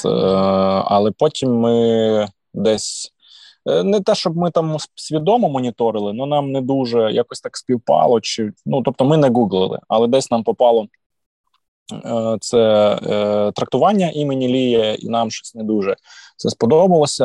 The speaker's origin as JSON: {"language": "Ukrainian", "region": "Volyn Oblast", "country": "Ukraine", "said": "я з Волині е, регіону досить, скажімо, такого е, толерантного до суржику"}